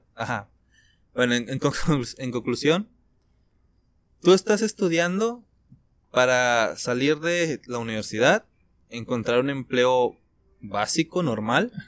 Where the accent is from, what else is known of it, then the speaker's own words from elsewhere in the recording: Mexico; nuestro país, de México